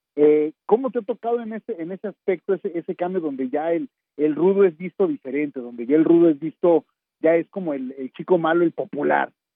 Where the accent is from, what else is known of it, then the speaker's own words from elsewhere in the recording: Torreón, Coahuila, Mexico; moved away; also born or lived in Mexico City; yo soy originario de Terrón, Coahuila